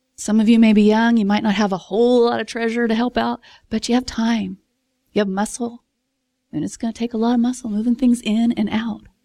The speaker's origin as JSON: {"language": "English", "region": "Texas", "country": "United States", "said": "I'm from Texas"}